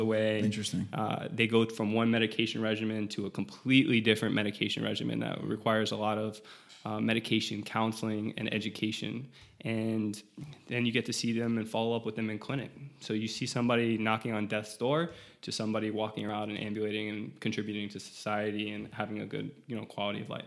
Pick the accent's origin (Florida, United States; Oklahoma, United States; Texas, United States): Florida, United States; South; I'm from South Florida